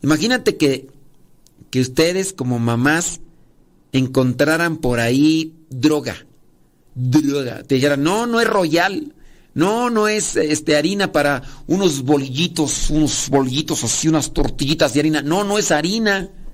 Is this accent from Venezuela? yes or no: no; Acámbaro, Guanajuato, Mexico; allá de donde yo soy originario, Acámbaro, Guanajuato, digo, porque allí nací, que ya me crié en mi rancho